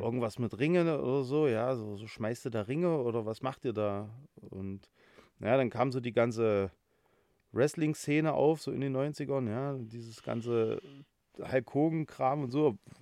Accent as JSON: {"language": "German", "town": "Halle", "region": "Saxony-Anhalt", "country": "Germany", "tie": "born or raised there", "said": "gebürtiger Hallenser, äh, wohne auch in Halle"}